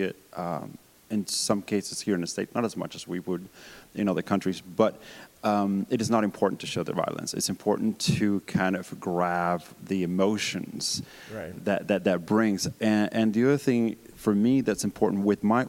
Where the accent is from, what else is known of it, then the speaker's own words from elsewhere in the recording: Colombia; moved away; Growing up in Colombia